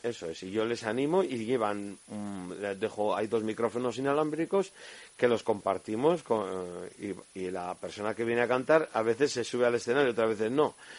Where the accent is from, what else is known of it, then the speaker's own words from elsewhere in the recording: Burgos, Castile and León, Spain; que tenemos en Burgos